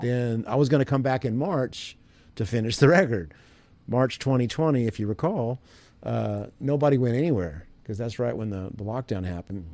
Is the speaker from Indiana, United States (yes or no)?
yes; Evansville, Indiana, United States; I grew up in Evansville, Indiana